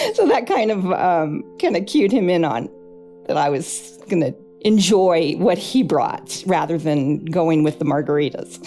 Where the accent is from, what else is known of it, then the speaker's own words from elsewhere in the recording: Altadena, California, United States; I was born in Altadena, California